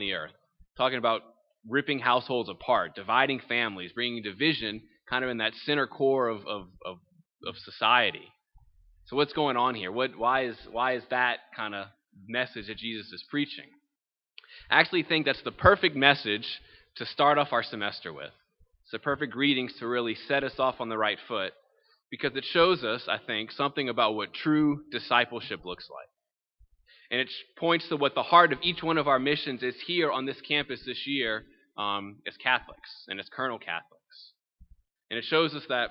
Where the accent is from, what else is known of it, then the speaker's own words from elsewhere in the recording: Thibodaux, Louisiana, United States; I'm originally born and raised in Thibodaux